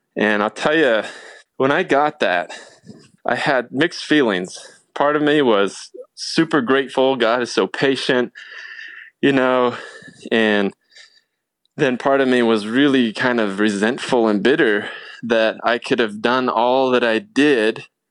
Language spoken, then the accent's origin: English; Portland, Oregon, United States; also born or lived in California; when I was about nine years old, my family of five, we moved up to Portland, Oregon